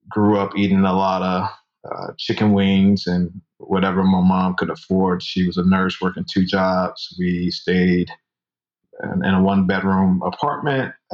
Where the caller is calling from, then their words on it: Atlanta, Georgia, United States; ATL. You ever been?